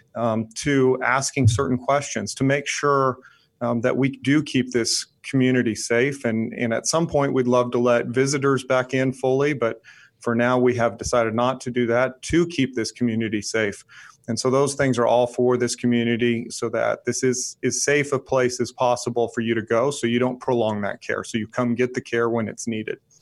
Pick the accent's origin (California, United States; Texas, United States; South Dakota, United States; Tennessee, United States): Tennessee, United States; moved away as an adult; also born or lived in Georgia; now in North Carolina, United States; I was raised in Tennessee